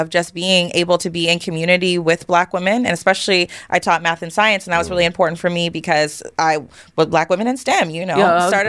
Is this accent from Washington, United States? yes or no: yes; Spokane, Washington, United States; I am from Spokane, y'all. Rachel Dolezal Land.